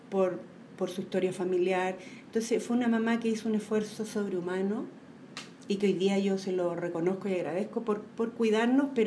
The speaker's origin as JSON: {"language": "Spanish", "town": "Santiago", "region": "Santiago Metropolitan Region", "country": "Chile", "tie": "born or raised there", "said": "Nací en la Florida."}